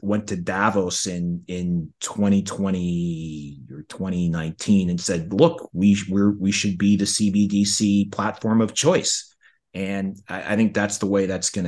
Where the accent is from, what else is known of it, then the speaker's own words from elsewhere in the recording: Canada; I'm from Canada